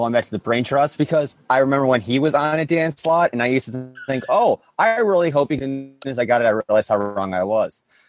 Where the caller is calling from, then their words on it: Kenosha, Wisconsin, United States; Wisconsin, Kenosha.